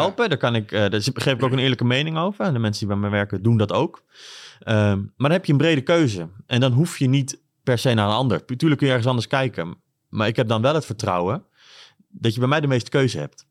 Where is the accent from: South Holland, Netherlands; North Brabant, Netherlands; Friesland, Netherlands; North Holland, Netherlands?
South Holland, Netherlands; Bodegraven; also born or lived in Bilthoven, Utrecht / Groningen; now in Leeuwarden, Netherlands; hebben mijn ouders een winkel geopend in, eh, in Bodegraven. En daar zijn we boven gaan wonen